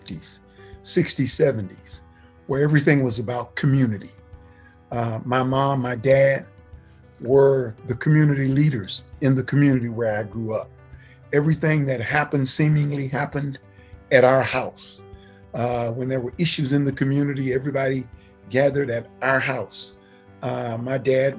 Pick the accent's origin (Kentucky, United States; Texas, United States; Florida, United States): Texas, United States; Galena Park; I grew up in Galena Park in the small community of Galena Manor, Fidelity